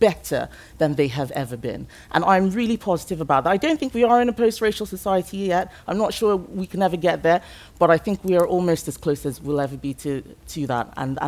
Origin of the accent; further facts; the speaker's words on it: Lagos, Nigeria; English is a second language; I grew up in Nigeria. My ethnic group is Yoruba. I speak English as a second language. And my ethnic group for where I lived, which was Lagos, was the predominant, that was the majority ethnic group.